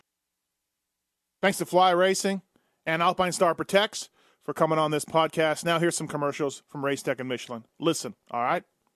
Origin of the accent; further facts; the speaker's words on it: Canada; moved away; also born or lived in Victoria / Oregon; I'm from Canada.